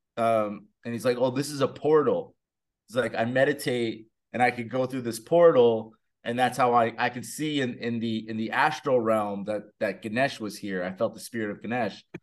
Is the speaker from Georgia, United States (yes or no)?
no; New Jersey, United States; I'm from Jersey